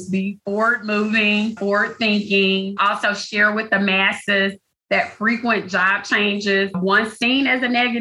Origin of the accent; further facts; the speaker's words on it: the South, United States; I'm a girl from the South, so I have lots of old phrases and things like